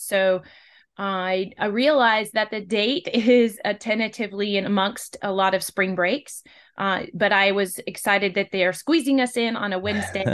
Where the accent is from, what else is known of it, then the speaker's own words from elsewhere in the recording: West Coast, United States; now in Western North Carolina, United States; originally, I'm from the West Coast